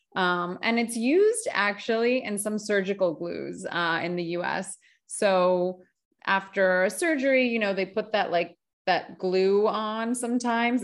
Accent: United States; I'm Greek American

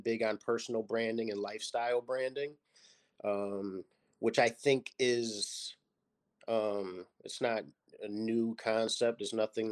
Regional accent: Lockport, New York, United States; I grew up in Lockport, New York, which is a small city outside of Buffalo in Niagara Falls, New York

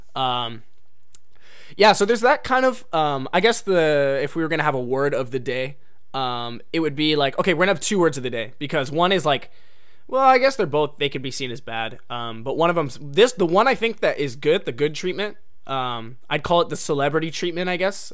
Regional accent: United States; moved away as an adult; now in Japan; I'm an American, um, guy

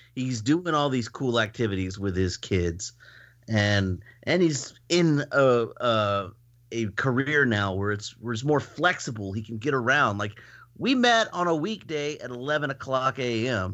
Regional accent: Houston, Texas, United States; moved away; I was born in Houston

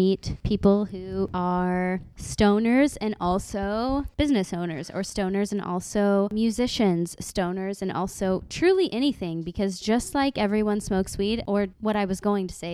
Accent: Oklahoma, United States; we grew up in Oklahoma

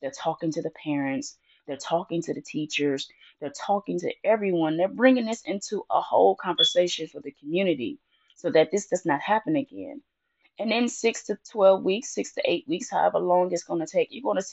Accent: Detroit, Michigan, United States; our black schools in my hometown in Detroit

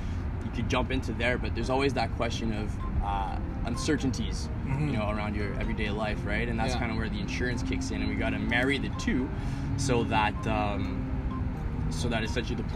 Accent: Montreal, Quebec, Canada; also born or lived in Ottawa; I'm born and raised in Montreal, so moved back here to this fair city

